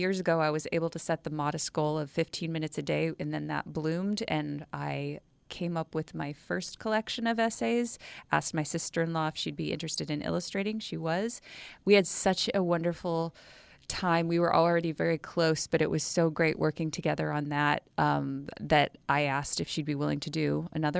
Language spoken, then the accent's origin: English; Washington, United States; moved away as an adult; also born or lived in Morro Bay, California; now in San Luis Obispo, United States; I am from Washington State, and after I graduated from college, I decided I wanted to try living in a beautiful place in California.